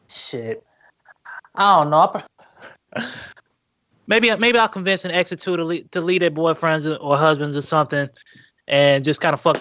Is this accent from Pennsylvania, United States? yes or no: no; Fayetteville, North Carolina, United States; he's from my hometown